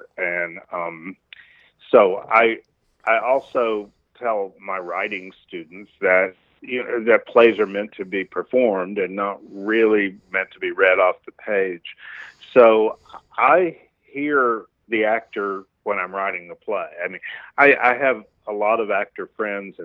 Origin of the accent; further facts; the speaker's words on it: Corsicana, Texas, United States; moved away as an adult; also born or lived in Dallas, Texas / New York; growing up in Corsicana, Texas, and going to SMU in Dallas